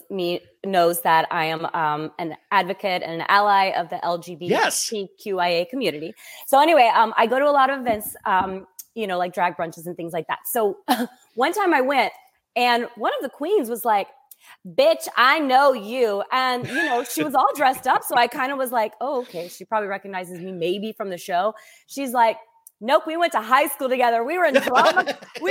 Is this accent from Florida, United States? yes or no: no; south of New Orleans, Louisiana, United States; also born or lived in Hattiesburg, Mississippi / Los Angeles / Montreal / Boston; I'm from south of New Orleans